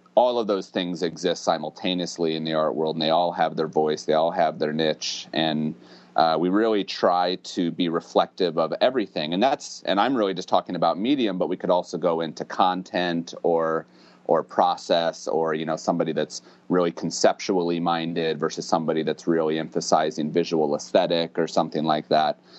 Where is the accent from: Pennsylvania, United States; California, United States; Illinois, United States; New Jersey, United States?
Illinois, United States; central; lived in central Illinois uh, pretty much my whole life